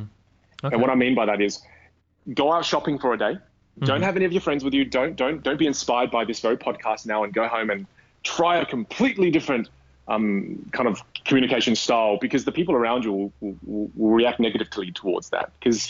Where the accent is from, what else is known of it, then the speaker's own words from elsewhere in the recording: Australia; accent: Australian; I want the Australian friendliness of my accent mixed with a little bit of intelligence from the British.